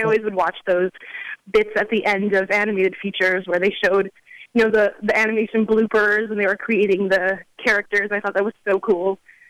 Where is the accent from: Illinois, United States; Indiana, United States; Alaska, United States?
Indiana, United States; South Bend; I grew up in Indiana, actually.